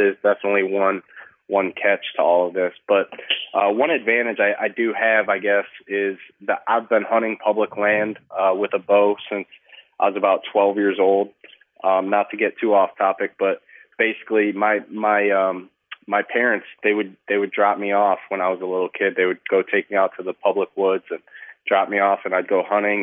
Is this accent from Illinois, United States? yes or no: yes; Illinois, United States; here in my home state of Illinois